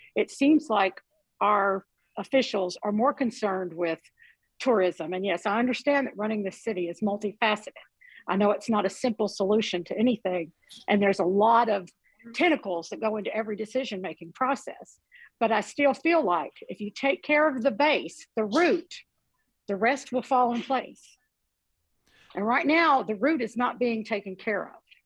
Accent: Western Kentucky, United States; I grew up in Western Kentucky and we had a landfill not far from our house.

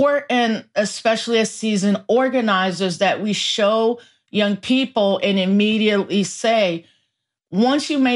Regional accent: New York City, New York, United States; I was born in the Bronx while the Bronx was burning

